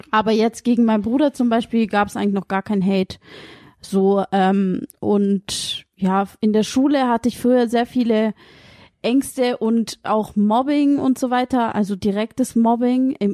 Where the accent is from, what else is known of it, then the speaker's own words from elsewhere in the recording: near Stuttgart, towards Sindelfingen, Baden-Württemberg, Germany; Aber ich sag halt immer, ich komme aus Stuttgart. ich wohne in der Nähe von Stuttgart